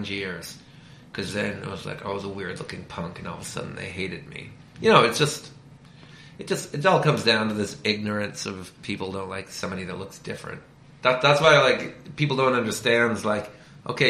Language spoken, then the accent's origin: English; Canada; now in United States; I'm Canadian.